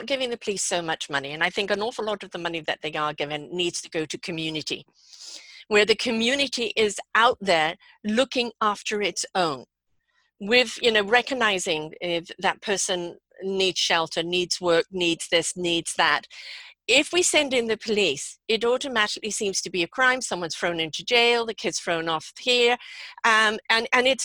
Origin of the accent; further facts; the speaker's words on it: England, United Kingdom; moved away; when I grew up in England